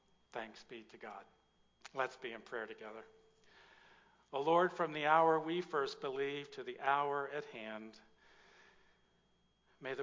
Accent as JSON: {"language": "English", "town": "Mount Vernon", "region": "Indiana", "country": "United States", "tie": "born or raised there", "said": "I grew up in a little town called Mount Vernon, Indiana. It is down by the Ohio River"}